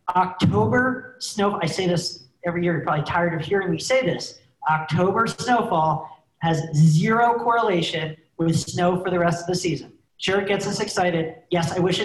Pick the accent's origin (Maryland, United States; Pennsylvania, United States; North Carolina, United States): Pennsylvania, United States; Northeast, Shawnee Mountain; I grew up skiing in the Northeast at Shawnee Mountain, Pennsylvania.